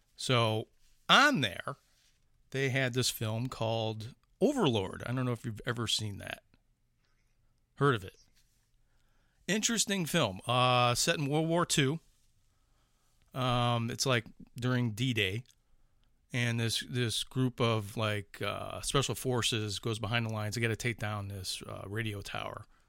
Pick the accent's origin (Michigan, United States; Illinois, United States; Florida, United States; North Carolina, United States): Illinois, United States; Chicago; accent: Chicago; moved away; It's like that fucking Chicago accent still coming out